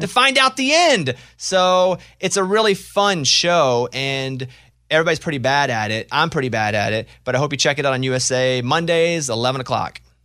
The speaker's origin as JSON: {"language": "English", "region": "Arkansas", "country": "United States", "said": "I'm from Arkansas"}